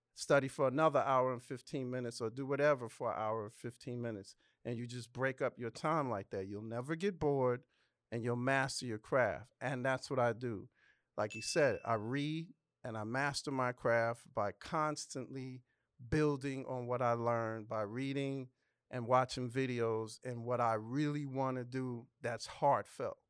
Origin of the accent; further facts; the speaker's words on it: New York City, New York, United States; also born or lived in Los Angeles, California; now in Atlanta, United States; I'm from the Bronx